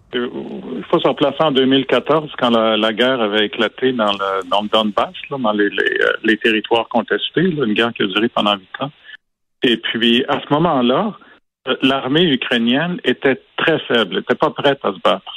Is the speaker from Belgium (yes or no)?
no; Quebec, Canada; j'ai grandi au Québec